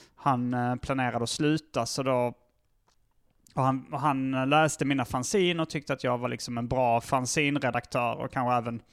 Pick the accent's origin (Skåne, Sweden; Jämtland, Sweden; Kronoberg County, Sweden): Skåne, Sweden; Hjärup; moved away as an adult; also born or lived in Malmö / Lund; now in Stockholm, Sweden; jag föddes i Malmö. Mm. Sen så flyttade min familj till Hjärup när jag var, fortfarande var noll.